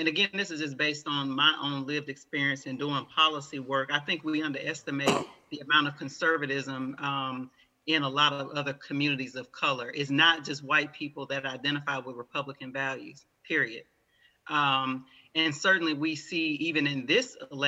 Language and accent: English; Alabama, United States; I was raised in the South in Alabama